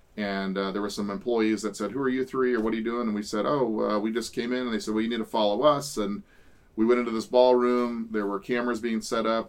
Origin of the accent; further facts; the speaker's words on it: California, United States; we're from the West Coast, from California